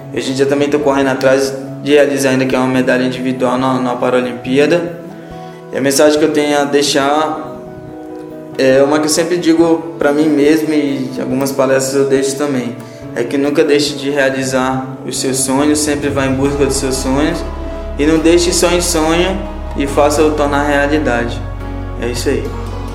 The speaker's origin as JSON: {"language": "Portuguese", "town": "Ananindeua", "region": "Pará", "country": "Brazil", "moved": "yes", "lives_now": "São Paulo, Brazil", "said": "sou da cidade de Jananindeua, no Pará, fica 10 quilômetros de Belém"}